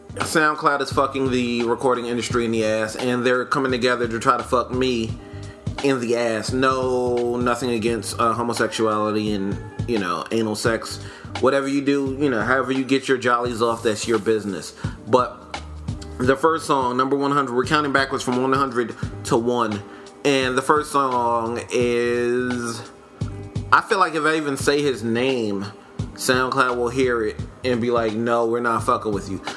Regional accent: New York, United States; I do have a decidedly East Coast bias. I'm from New York

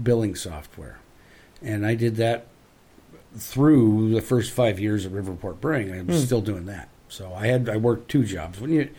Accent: Pierce, Idaho, United States; moved away as an adult; also born or lived in Seattle, Washington / Enumclaw, Washington; Growing up in Pierce, Idaho

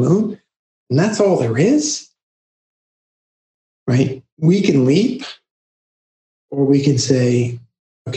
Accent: New York City, New York, United States; also born or lived in Queens; growing up in Brooklyn and then later moving to Queens

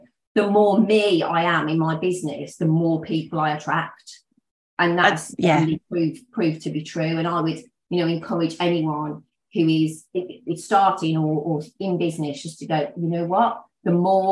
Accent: Black Country, West Midlands, United Kingdom; moved away; also born or lived in Worcestershire; we're originally from the Black Country

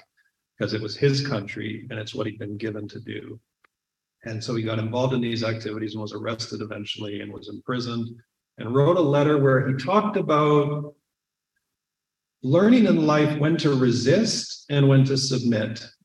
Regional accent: Saskatchewan, Canada; growing up in Saskatchewan

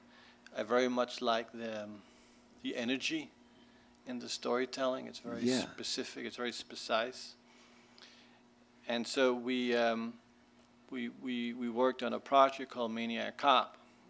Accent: New York, United States; also born or lived in Denmark; I'm not I'm from Denmark, so I didn't really grow up on like American. I mean, I grew up in New York, but I'm dyslexic

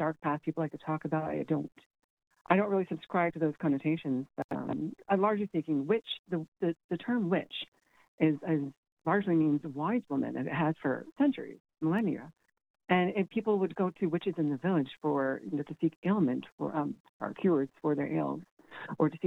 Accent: Cayman Islands; moved away as an adult; now in Galway, Ireland; including my own. The Cayman Islands is a British colony

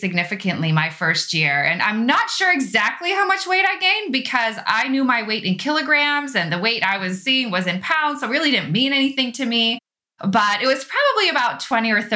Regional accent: Netherlands; also born or lived in Austria / Arizona / Texas; now in Illinois, United States; I grew up in Europe. I'm from the Netherlands. My family's from the Netherlands, and I grew up in the Netherlands and in Austria

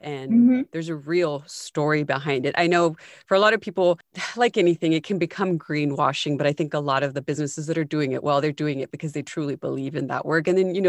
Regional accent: United States; we grew up in the States

